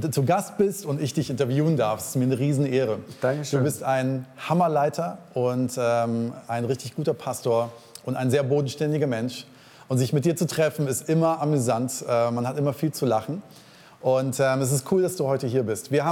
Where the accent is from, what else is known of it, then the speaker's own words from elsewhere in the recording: East Frisia, Lower Saxony, Germany; moved away as an adult; now in Wuppertal, Germany; ich bin dort geboren, ähm, so ganz in der Nähe der holländischen Grenze, in einem ganz kleinen Kaff mit 15.000 Einwohnern und ähm, so Familie schon immer da gewesen.